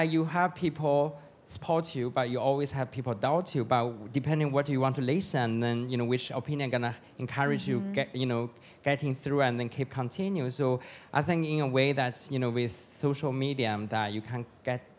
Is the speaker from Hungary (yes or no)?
no; China; moved away; I have my own atelier in China